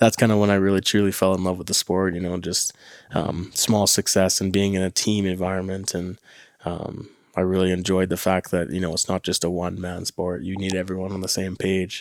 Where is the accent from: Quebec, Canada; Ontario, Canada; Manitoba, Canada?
Manitoba, Canada; Winnipeg; I'm from St. James in Winnipeg